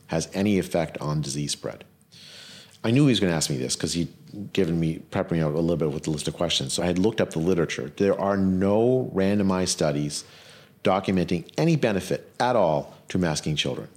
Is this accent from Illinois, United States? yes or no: no; California, United States; I'm from California, it was my governor